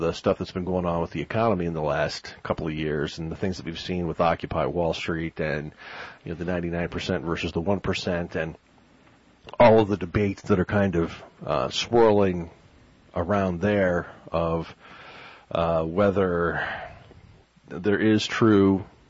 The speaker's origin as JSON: {"language": "English", "area": "the Heartland", "region": "Midwest", "country": "United States", "said": "we are from the Heartland."}